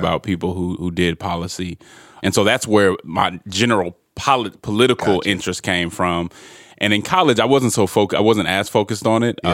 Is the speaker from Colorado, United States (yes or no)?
yes; Denver, Colorado, United States; I'm originally from Denver, Colorado